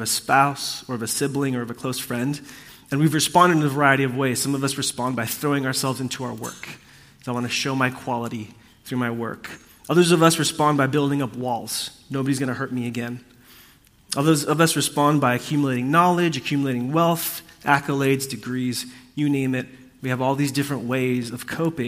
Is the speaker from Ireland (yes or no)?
no; Puerto Rico; I come from a family that is a part of a kind of different, like, cultural faith tradition in Puerto Rico. That's what I grew up in.